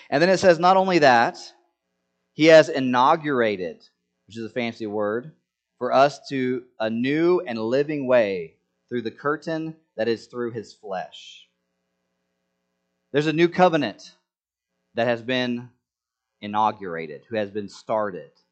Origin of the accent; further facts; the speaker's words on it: Senegal; when I was growing up in Senegal, there was this this feast.